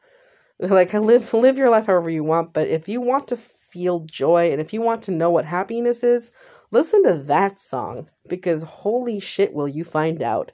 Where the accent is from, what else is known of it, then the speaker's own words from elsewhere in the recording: San Jose, California, United States; I was born in California, specifically San Jose.